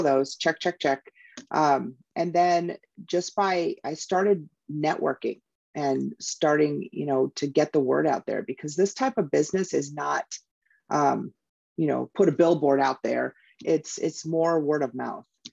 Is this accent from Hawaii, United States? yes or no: yes; Hawaii, United States; now in Tucson, Arizona, United States; I'm from Hawaii